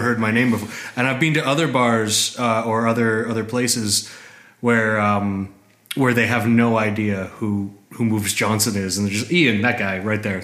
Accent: Canada; moved away as an adult; also born or lived in Toronto, Canada; now in Berlin, Germany; I come from Canada.

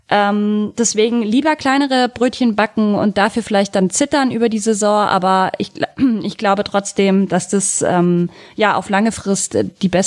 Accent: Augsburg, Bavaria, Germany; als Augsburgerin

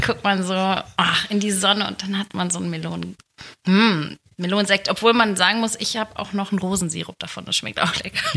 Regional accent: Gelsenkirchen, North Rhine-Westphalia, Germany; moved away as an adult; now in Hilden, Germany; ich bin ja ein Kind des Ruhrgebiets.

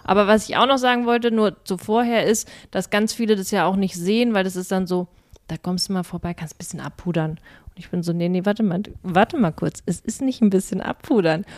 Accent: Berlin, Germany; als Berliner

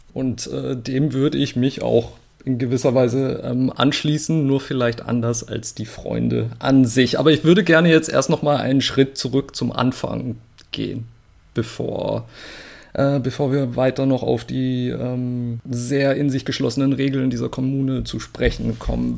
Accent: Murg, Baden-Württemberg, Germany; der Landkreis Walzutingen befindet sich ganz unten im Südwesten an der Schweizer Grenze. Da bin ich aufgewachsen

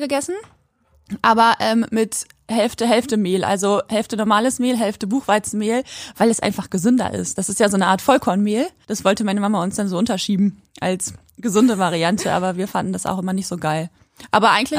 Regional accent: Quakenbrück, Lower Saxony, Germany; in Quakenbrück, da wo ich aufgewachsen bin

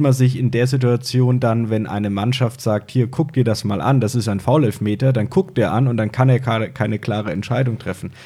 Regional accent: Fulda, Hesse, Germany; accent: Franconian; moved away as an adult; now in Würzburg, Germany; Ich komme gebürtig aus Fulda, nee, Fulda, also zwischen Frankfurt und Kassel bin seit zehn Jahren in Würzburg

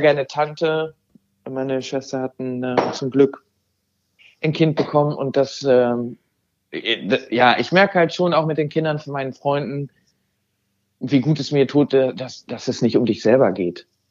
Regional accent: Germany; first language German; also born or lived in Amsterdam, Netherlands; now in Noordwijk, Netherlands; Deutsch ist meine, wirklich meine Muttersprache und auch mein Mutterland

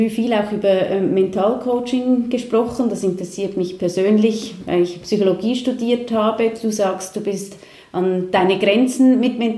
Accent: Switzerland; aber eigentlich sind wir Schweizer schon sehr bünzlig, oder?

